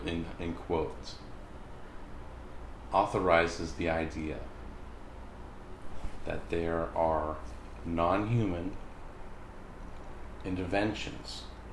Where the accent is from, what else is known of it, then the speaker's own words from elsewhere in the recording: United States; it's something that, as an American person, I've been aware of all my life.